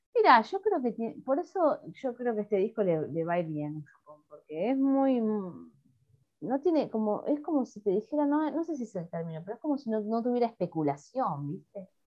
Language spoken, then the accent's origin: Spanish; Haedo, Buenos Aires Province, Argentina; moved away as an adult; also born or lived in La Matanza / Boedo, Buenos Aires; now in Buenos Aires, Argentina; en mi barrio, en Aedo, en el barrio donde yo me crié en el conurbano bonaerense